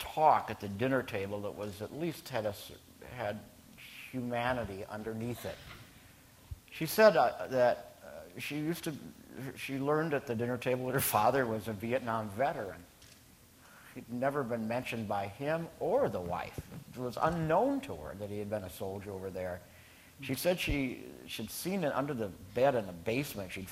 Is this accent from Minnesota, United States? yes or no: yes; Minnesota, United States; my home state, Minnesota